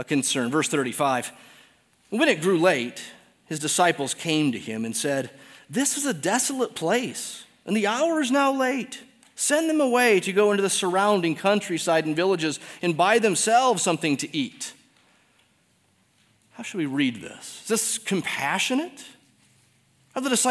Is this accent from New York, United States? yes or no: no; Detroit, Michigan, United States; moved away; I'm from Detroit